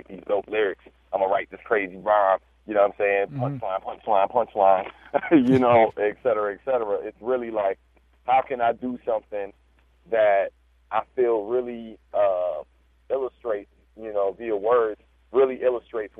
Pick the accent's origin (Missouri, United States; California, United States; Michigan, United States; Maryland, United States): Maryland, United States; Prince George's County; now in Baltimore, United States; growing up in Maryland, in PG County, to be specific